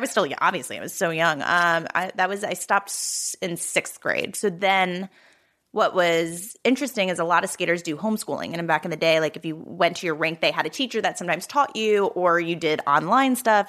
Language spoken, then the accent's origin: English; New Jersey, United States; also born or lived in Philadelphia; I grew up in South Jersey